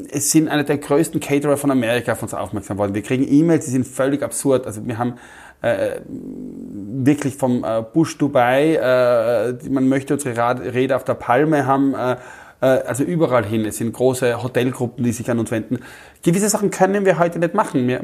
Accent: Austria; ich bin aus Österreich, wir suchen so jemanden

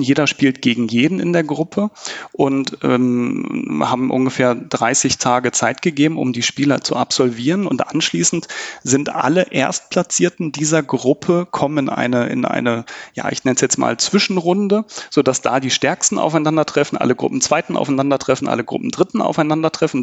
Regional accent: Germany; wir Deutschen

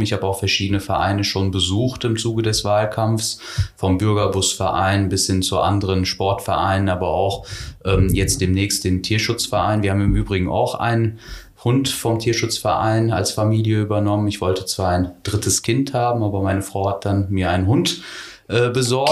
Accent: Herford, North Rhine-Westphalia, Germany; moved away as an adult; also born or lived in Königswinter / Düsseldorf / Berlin; now in Sankt Augustin, Germany; ich bin in Herford geboren, aufgewachsen im Kreis Herford, bis zu meinem 30. Lebensjahr habe ich in Ostwestfalen gelebt

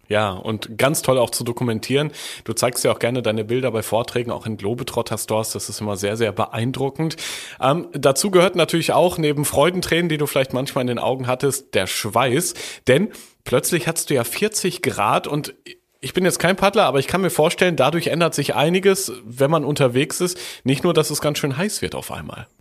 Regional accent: Germany; bei uns in Deutschland

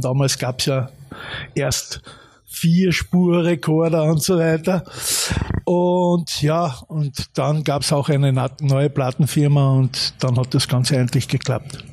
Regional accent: Carinthia, Austria; ich habe dann auch natürlich meine erste Band gehabt in Klagenfurt, ich bin ja Kärntner

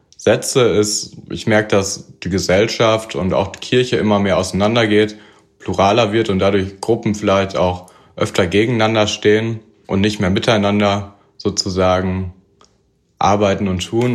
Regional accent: Münster, North Rhine-Westphalia, Germany; moved away as an adult; now in Chemnitz, Germany; Ich komme eigentlich aus Münster

